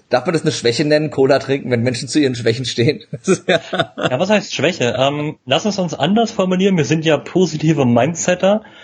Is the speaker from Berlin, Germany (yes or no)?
yes; Berlin, Germany; Und ja, man echter als Berliner manchmal an, aber ich kommuniziere das bewusst immer im Vorfeld